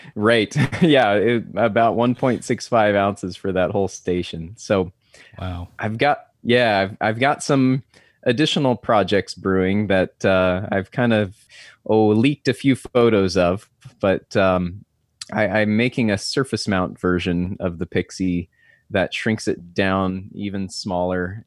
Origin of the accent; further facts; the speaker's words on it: Southern California, United States; now in San Diego, United States; I grew up in Southern California